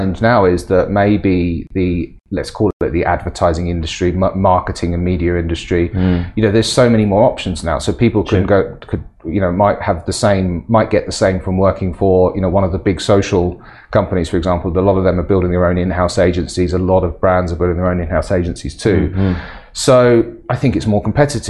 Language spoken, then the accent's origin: English; England, United Kingdom; now in Middle East; as an Englishman in the Middle East